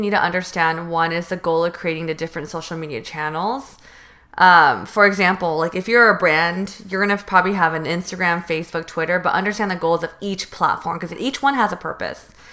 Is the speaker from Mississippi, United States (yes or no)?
no; Northern California, United States; moved away as an adult; now in Los Angeles, United States; I'm from North, NorCal.